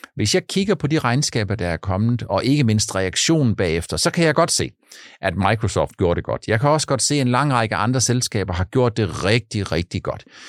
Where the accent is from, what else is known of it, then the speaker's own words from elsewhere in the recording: Funen, Southern Denmark, Denmark; also born or lived in Langeland; på Fyn, der hvor jeg er vokset op, eller på Langland